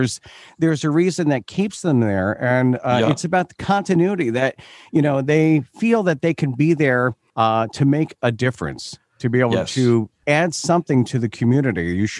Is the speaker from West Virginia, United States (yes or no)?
no; Long Island, New York, United States; I grew up in Long Island, New York.